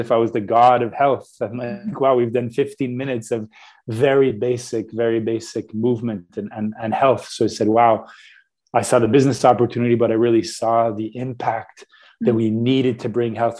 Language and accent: English; Canada; Radio Canada, which is our radio here in Canada